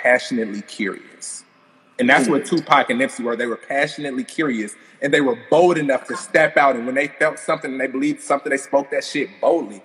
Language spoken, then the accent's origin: English; Gary, Indiana, United States; I'm from Gary, Indiana. I grew up with a particular existence